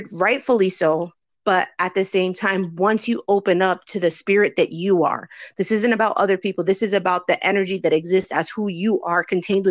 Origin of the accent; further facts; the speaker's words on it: New Jersey, United States; moved away as an adult; now in Florida, United States; I'm originally from New Jersey, and when I moved to Florida in 2014